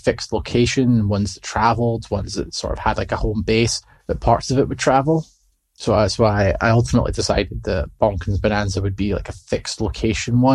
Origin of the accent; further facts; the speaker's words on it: Scotland, United Kingdom; I'm from Britain, I'm from Scotland